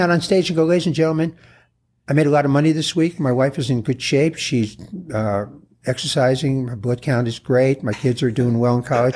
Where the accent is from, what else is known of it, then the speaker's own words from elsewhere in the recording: New York City, New York, United States; I was born in the Bronx